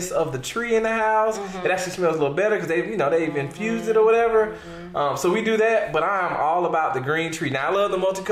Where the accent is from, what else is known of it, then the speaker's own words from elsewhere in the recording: Atlanta, Georgia, United States; I'm from Atlanta